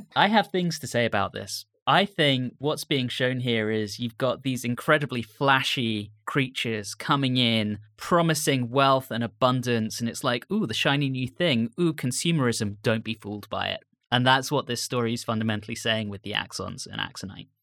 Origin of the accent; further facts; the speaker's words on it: United Kingdom; growing up in Britain